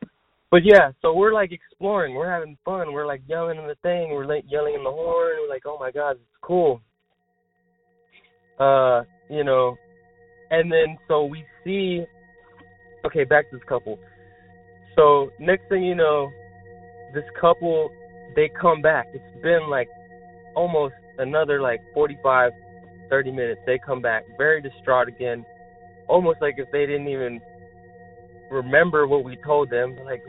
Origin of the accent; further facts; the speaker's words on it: Texas, United States; I'm from Texas, and I've been here for 7 years, and my friends came. I was with my friends that are also from Texas